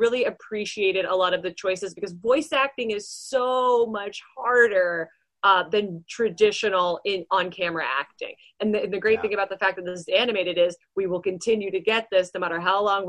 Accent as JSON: {"language": "English", "country": "Canada", "said": "I'm Canadian"}